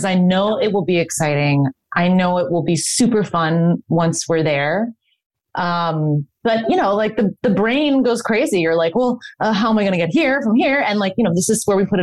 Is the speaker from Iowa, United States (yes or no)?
no; Chicago, Illinois, United States; moved away; I got to work in Chicago, which is my hometown.